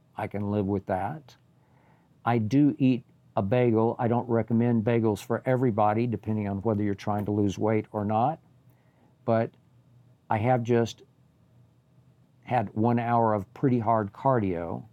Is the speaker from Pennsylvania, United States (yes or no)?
no; Oklahoma, United States; moved away; also born or lived in Bay Area, California; Oklahoma, my home state school